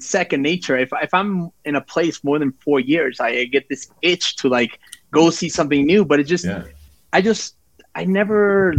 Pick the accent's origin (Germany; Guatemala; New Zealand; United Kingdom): Guatemala; also born or lived in El Salvador; now in Mexico; So I'm from Mexico, for the people that don't know. Yeah. Actually, originally from Guatemala and El Salvador, but I live in Mexico currently, and I've lived in a bunch of places.